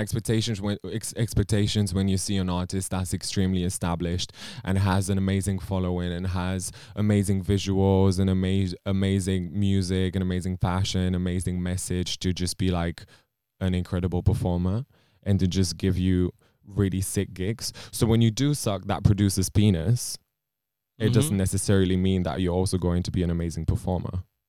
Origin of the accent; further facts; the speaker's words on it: Romania; English is a second language; now in United Kingdom; I'm from Romania.